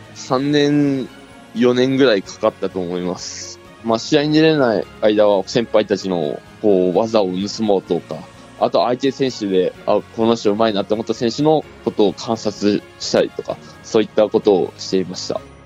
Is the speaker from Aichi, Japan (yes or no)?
no; Saitama, Japan; 僕埼玉県出身で